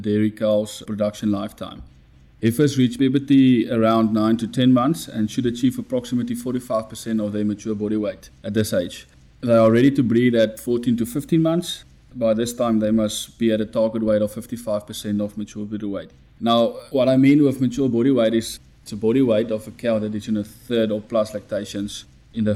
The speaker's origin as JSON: {"language": "English", "town": "Rustenburg", "region": "North West", "country": "South Africa", "tie": "born or raised there", "said": "I was born in Rustenburg, Northwest."}